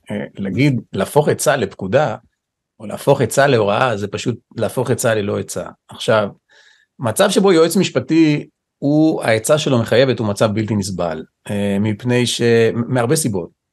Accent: Israel; נולדתי פה, גדלתי פה

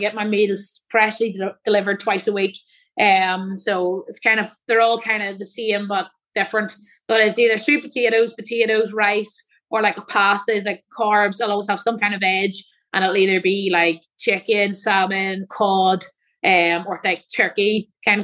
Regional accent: Newry, Northern Ireland, United Kingdom; where my hometown is, in Newry

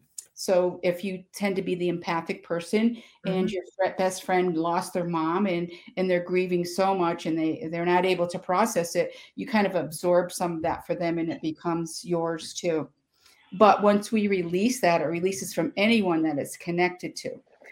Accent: Schenectady, New York, United States; In Schenectady, New York.

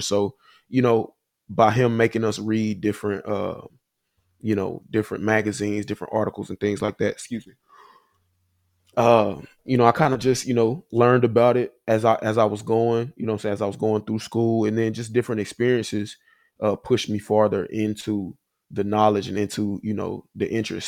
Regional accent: Huntsville, Alabama, United States; moved away as an adult; also born or lived in Nashville, Tennessee / Chicago; I'm from Huntsville, Alabama. Uh, grew up there, you know, my whole life

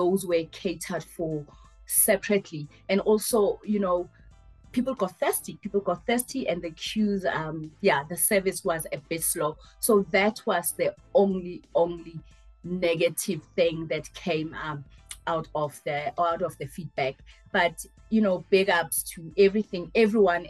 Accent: Soweto, Gauteng, South Africa; as a 6-7 year old growing up in Midlands

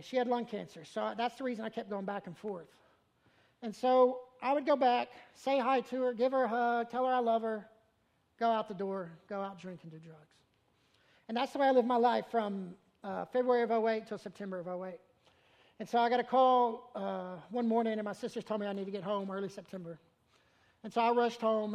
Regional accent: Memphis, Tennessee, United States; moved away; I'm from Memphis

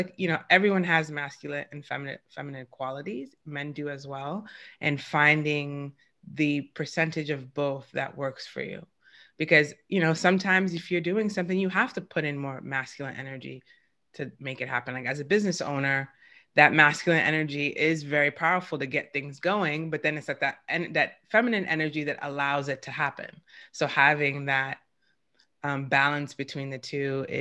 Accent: New York, United States; I have two brothers and I'm from New York, which is a pretty masculine city

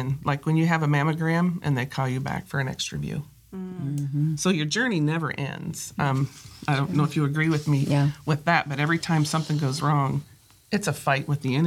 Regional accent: Michigan, United States; now in South Carolina, United States; I was raised in Michigan

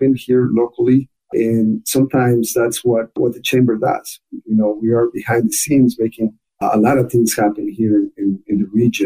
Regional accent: Ecuador; accent: very thick accent; English is a second language; moved away as an adult; also born or lived in Michigan; now in United States; I was born and raised in Ecuador

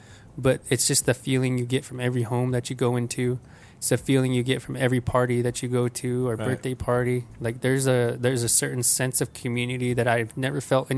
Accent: Mescalero, New Mexico, United States; I really wanted people to know I was from New Mexico.

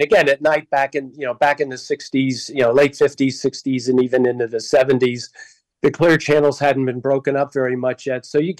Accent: south of Wilkes-Barre, Scranton, upstate Pennsylvania, United States; moved away; also born or lived in Chicago; I grew up in upstate Pennsylvania, south of Wilkes-Barre, Scranton, and, you know, in the coal region. So, you know, it was a fun place to grow up, but they didn't have a lot of local radio there.

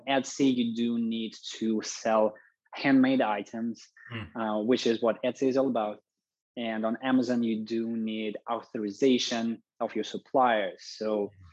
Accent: Russia; moved away; to visit my relatives back home in Russia. I'm originally from Russia.

